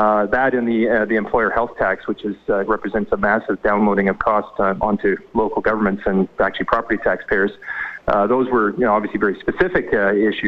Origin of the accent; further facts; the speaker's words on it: British Columbia, Canada; as a British Columbian first and foremost